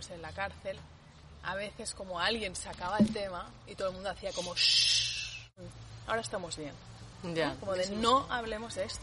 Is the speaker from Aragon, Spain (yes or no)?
yes; Aragon, Spain; pues es un pueblo, mi pueblo es un pueblo muy pequeño en, Huesca.